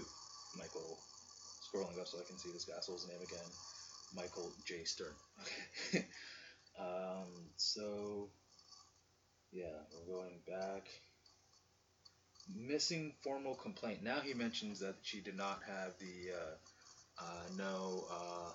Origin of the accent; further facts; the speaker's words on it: Canada; I'm a Canadian